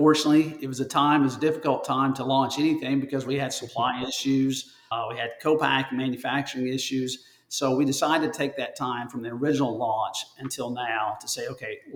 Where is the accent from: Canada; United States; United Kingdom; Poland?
United States; Northeast Tennessee; also born or lived in Alabama; now in Birmingham, United States; I'm originally from Northeast Tennessee, born and raised there